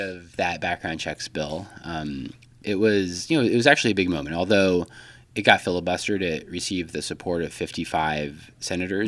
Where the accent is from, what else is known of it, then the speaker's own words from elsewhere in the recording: El Paso, Texas, United States; moved away as an adult; also born or lived in Washington, D.C.; I'm originally from El Paso, Texas